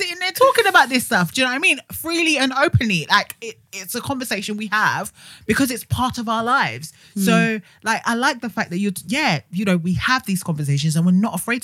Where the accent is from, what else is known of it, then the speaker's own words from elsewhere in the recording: Romford, East of England, United Kingdom; Growing up in Essex, I didn't actually go out in Essex until probably last year